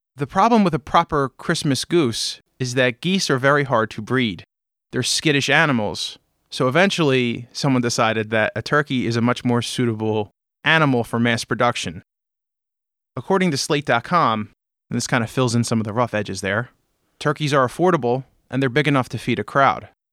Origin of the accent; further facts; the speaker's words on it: Pennsylvania, United States; My home state of Pennsylvania, and where all of my family's butcher shops